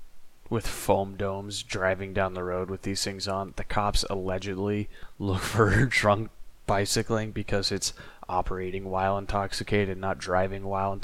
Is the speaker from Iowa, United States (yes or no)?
yes; small town on the RAGBRAI route, Iowa, United States; I distinctly remember RAGBRAI coming through my hometown when I was but a lad